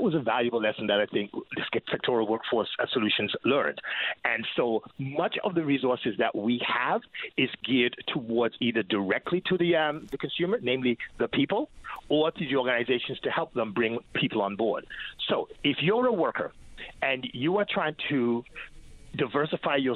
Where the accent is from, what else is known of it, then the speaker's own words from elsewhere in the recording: Quebec, Canada; I grew up in Quebec